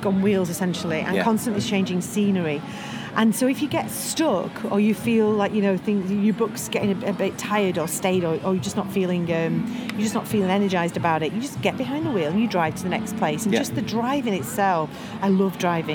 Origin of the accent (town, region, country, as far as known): Manchester, North West England, United Kingdom; born or raised there; moved away as an adult; also born or lived in Bury / Prestwich; now in London, United Kingdom